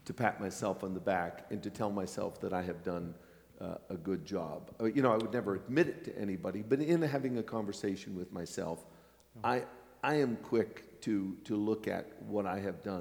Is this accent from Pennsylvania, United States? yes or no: yes; Pennsylvania, United States; now in New York City, United States; the little town where I was raised in Pennsylvania